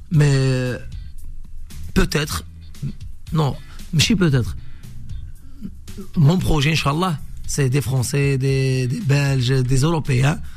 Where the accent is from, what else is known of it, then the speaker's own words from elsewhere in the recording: Algeria; Là-bas chez nous, c'est, chez nous en Algérie et chez vous ici